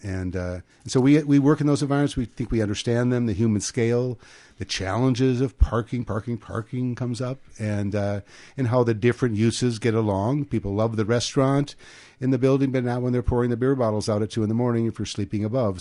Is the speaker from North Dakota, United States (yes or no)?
yes; Grand Forks, North Dakota, United States; now in California, United States; we're both from Grand Forks, North Dakota. I'm four generations back in North Dakota